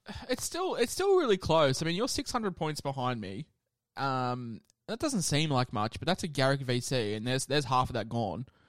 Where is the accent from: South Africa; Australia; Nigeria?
Australia; Queensland; as a Queenslander myself